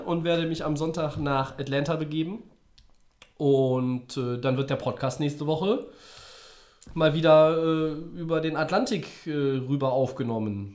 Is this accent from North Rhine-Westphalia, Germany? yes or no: yes; Düsseldorf, North Rhine-Westphalia, Germany; Als Düsseldorfer könnte ich